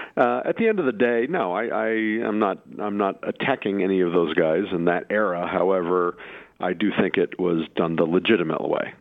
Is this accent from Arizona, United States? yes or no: yes; Phoenix, Arizona, United States; I grew up in Phoenix